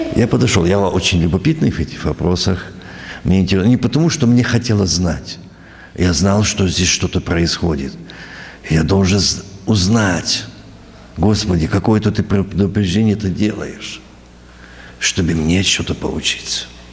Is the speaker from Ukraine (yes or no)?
yes; Ukraine; moved away as an adult; also born or lived in New York, United States; Я ж с Украины недавно приехал